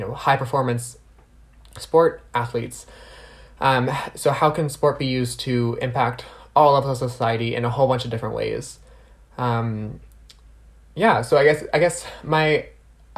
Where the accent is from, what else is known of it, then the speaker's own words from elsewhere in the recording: New Brunswick, Canada; now in Ottawa, Canada; I'm originally from New Brunswick, so I do like to shout out to my East Coast family